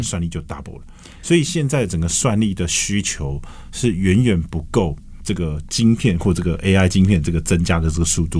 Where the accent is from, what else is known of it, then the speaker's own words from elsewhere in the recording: Taiwan; moved away as an adult; 你既然在海外学这么多东西，就希望在自己能力的范围里去让我们的家乡更好